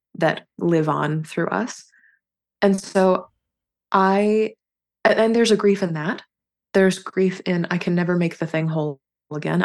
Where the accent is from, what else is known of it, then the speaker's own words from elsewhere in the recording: North Carolina, United States; moved away as an adult; I grew up and spent the first, uh, twenty-one years of my life in North Carolina.